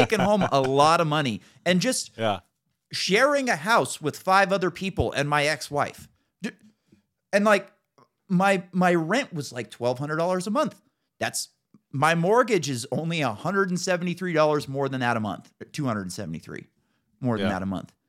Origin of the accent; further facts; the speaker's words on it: Northern California, United States; I moved back home, 2007